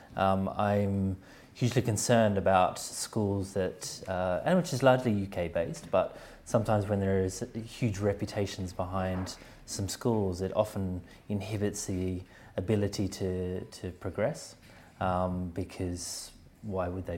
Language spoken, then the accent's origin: English; Australia; also born or lived in Sweden; now in London, United Kingdom; where I grew up in Australia